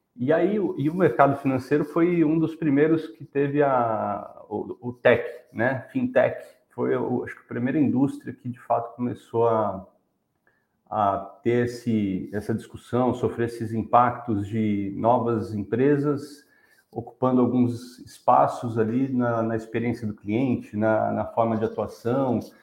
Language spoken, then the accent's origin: Portuguese; São Paulo, Brazil; also born or lived in Rio de Janeiro; Sou carioca, apesar de ter nascido só lá e fui criado em São Paulo